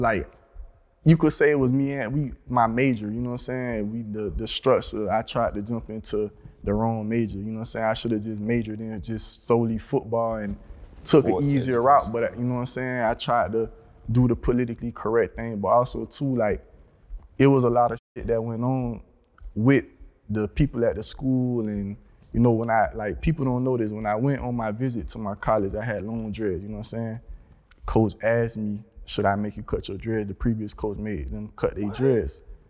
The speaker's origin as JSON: {"language": "English", "region": "Florida", "country": "United States", "said": "Broward County."}